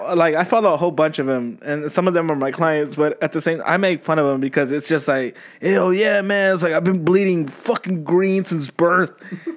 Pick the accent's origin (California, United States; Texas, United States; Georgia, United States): Texas, United States; I'm from Texas